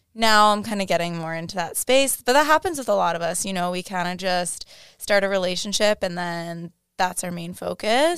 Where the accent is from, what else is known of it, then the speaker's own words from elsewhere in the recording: Rhode Island, United States; moved away as an adult; also born or lived in Boston; now in Miami, United States; I grew up grew up in Rhode Island